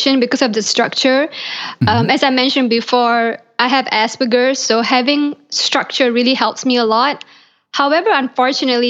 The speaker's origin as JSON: {"language": "English", "country": "Malaysia", "tie": "born or raised there", "moved": "as an adult", "lives_now": "Los Angeles, United States", "said": "I was born in Malaysia and I grew up in Malaysia"}